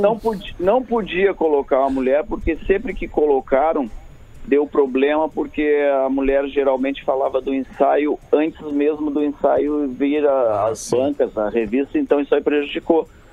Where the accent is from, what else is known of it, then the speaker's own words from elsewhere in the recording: Pelotas, Rio Grande do Sul, Brazil; eu sou do interior, eu sou de Pelotas, né?